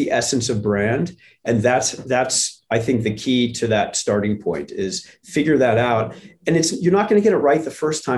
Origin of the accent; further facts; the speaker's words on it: St. Louis, Missouri, United States; I grew up in St. Louis where the Gateway Arch is on the riverfront